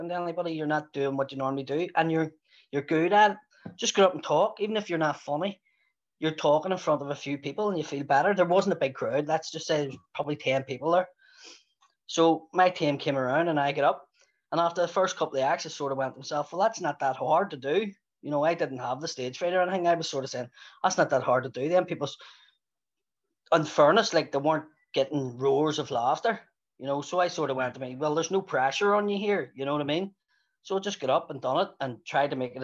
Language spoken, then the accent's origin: English; Belfast, Northern Ireland, United Kingdom; I'm a comedian from West Belfast